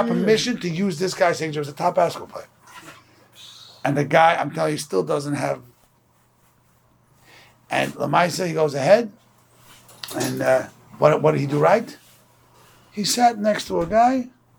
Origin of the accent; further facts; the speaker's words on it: Brooklyn, New York, United States; I'm from Borough Park